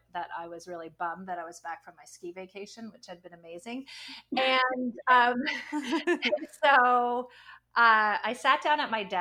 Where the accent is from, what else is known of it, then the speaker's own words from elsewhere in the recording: upstate New York, United States; now in Boston, United States; I grew up in upstate New York near the Canadian border in a little teeny tiny town